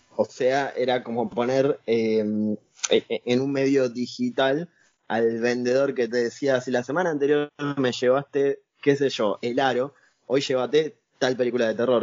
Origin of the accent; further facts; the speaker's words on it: Lomas de Zamora, Buenos Aires Province, Argentina; yo soy de Lomas de Zamora